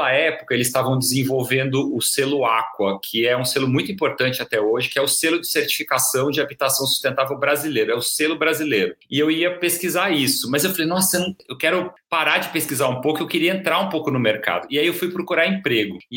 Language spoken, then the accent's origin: Portuguese; Londrina, Paraná, Brazil; moved away as an adult; now in São Paulo, Brazil; E aí foi aí, só aí que eu saí de Londrina. O mestrado eu acabei, é, a ideia era emendar com um doutorado, por isso que eu mudei para São Paulo.